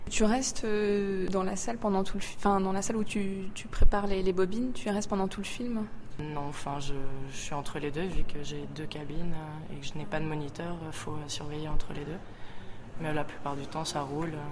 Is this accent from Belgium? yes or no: no; Canada; Oh non, moi je suis du Canada, je suis venue hier.